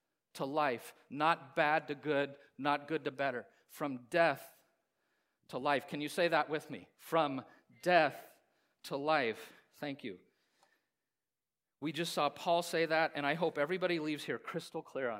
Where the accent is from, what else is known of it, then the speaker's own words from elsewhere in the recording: Hays, Kansas, United States; I grew up in Kansas, in Hayes, a lot of Volga Germans there